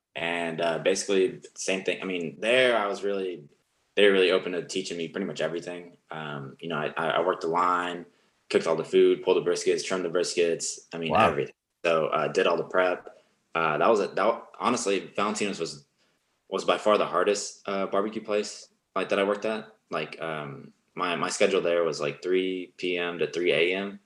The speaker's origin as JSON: {"language": "English", "town": "Arlington", "region": "Texas", "country": "United States", "tie": "born or raised there", "also_born_or_lived": "Georgia, United States / Austin, Texas", "said": "I moved I moved to Arlington when I was"}